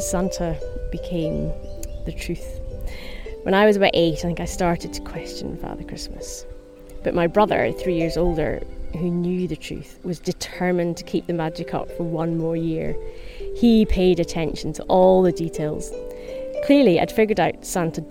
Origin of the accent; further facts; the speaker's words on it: Helensburgh, Scotland, United Kingdom; based in my hometown of Helensburgh